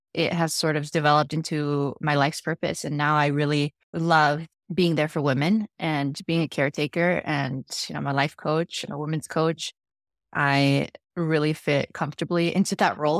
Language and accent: English; Dallas, Texas, United States; born or raised there; also born or lived in Chihuahua, Mexico